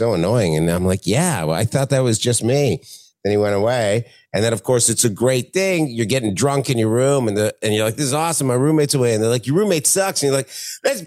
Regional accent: Ontario, Canada; I'm from Ontario

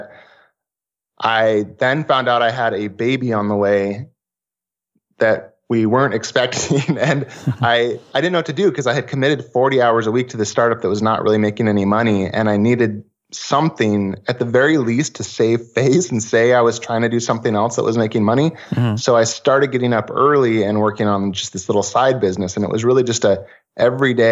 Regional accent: Portland, Oregon, United States; I'm from Portlandia. So vintage retro stuff is very popular and common here

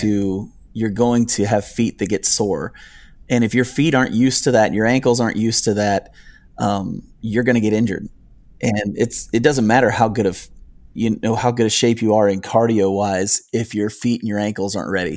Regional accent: United States; moved away as an adult; also born or lived in northern Ohio / upstate New York; now in Nicholasville, United States; actually grew up in northern Ohio and upstate New York.

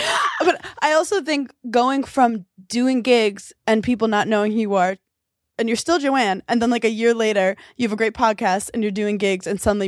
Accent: New York, United States; And I love that as a New Yorker.

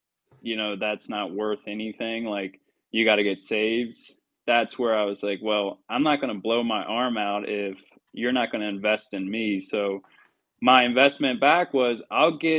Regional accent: Baltimore, Maryland, United States; moved away; that's my hometown

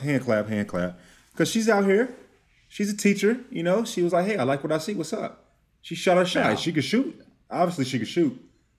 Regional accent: Texas, United States; also born or lived in Biloxi, Mississippi / Georgia; Now, I'm from the South, right? I went to the military in Biloxi, Mississippi. I'm from Texas. You know, I spent a lot of time in just Georgia, just the South in general.

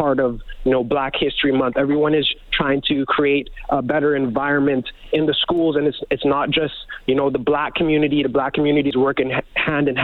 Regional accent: Leduc, Alberta, Canada; we grew up in Leduc, Alberta. Leduc, Alberta is our hometown

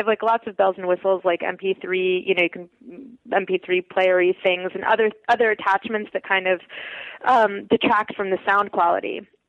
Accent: Russia; born there; because I was born in the Soviet Union.

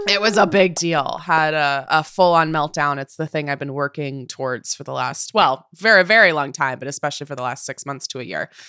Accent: Puyallup, Washington, United States; moved away as an adult; now in New York, United States; the property I could afford was in my hometown, was in Puyallup, Washington

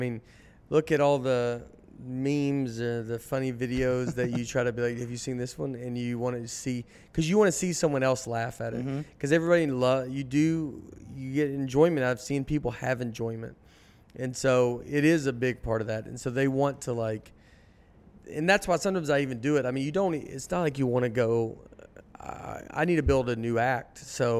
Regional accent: Nashville, Tennessee, United States; I'm from Nashville. It's completely different than it was growing up.

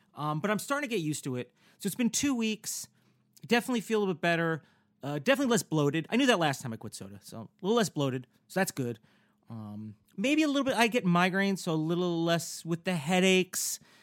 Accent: Newburgh, New York, United States; born or raised there; moved away as an adult; also born or lived in Bergen County, New Jersey; now in Los Angeles, United States

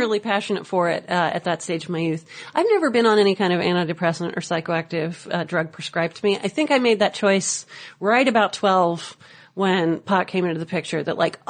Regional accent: Napa, California, United States; moved away as an adult; also born or lived in San Francisco / Oakland; now in Los Angeles, United States; I grew up in Napa, California.

